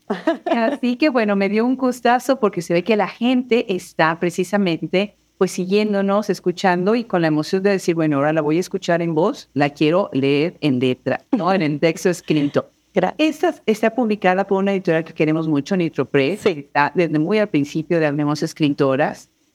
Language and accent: Spanish; Puebla, Mexico; la universidad eh, pública del estado en donde yo nací, que es la UAP, la Benemérita Universidad Autónoma de Puebla